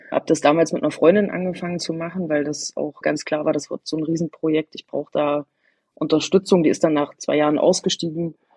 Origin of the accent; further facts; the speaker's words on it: Eichsfeld, Thuringia, Germany; moved away as an adult; diese katholische Gegend, wo ich aufgewachsen bin, das Eichsfeld ist ein relativ großer Landkreis